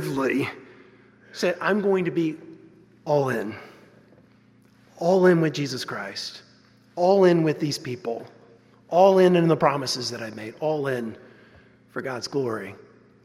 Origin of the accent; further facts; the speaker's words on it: Westfield, New Jersey, United States; where I grew up in Westfield, New Jersey